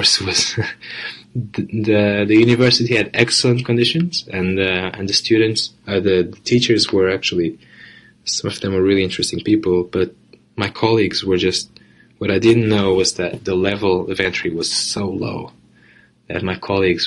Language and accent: English; Setúbal, Portugal; English is a second language; moved away as an adult; also born or lived in Porto, Portugal / London, United Kingdom; I moved from Portugal, from my hometown, Setúbal, to Porto when I was 17